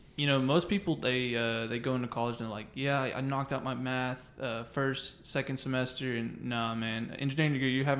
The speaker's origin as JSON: {"language": "English", "town": "Dallas", "region": "Texas", "country": "United States", "lives_now": "Arlington, United States", "said": "I'm from Dallas"}